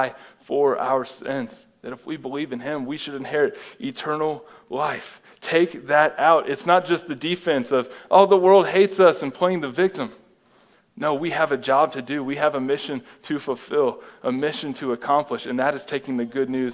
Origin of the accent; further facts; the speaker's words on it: United States; I am an American.